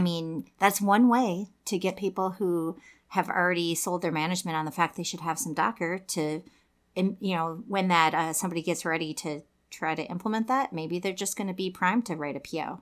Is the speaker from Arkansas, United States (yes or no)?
no; Saint Paul, Minnesota, United States; I live in Minneapolis 'cause I grew up in Saint Paul